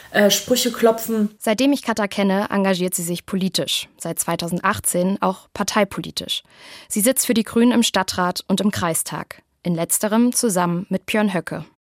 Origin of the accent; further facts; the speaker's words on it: Heilbad Heiligenstadt, Thuringia, Germany; moved away as an adult; now in Munich, Germany; im Zug von München nach Heiligenstadt in Thüringen, meiner Heimatstadt.